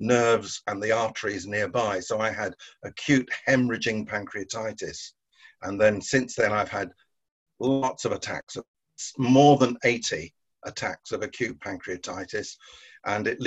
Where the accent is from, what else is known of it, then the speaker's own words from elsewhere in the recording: Guernsey; I was born and brought up in Guernsey in the Channel Islands.